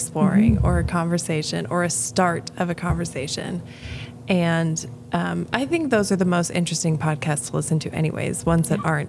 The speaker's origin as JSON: {"language": "English", "town": "Honey Creek", "region": "Iowa", "country": "United States", "tie": "born or raised there", "also_born_or_lived": "Aberdeen, South Dakota", "said": "I lived in Honey Creek, Iowa, till I graduated high school"}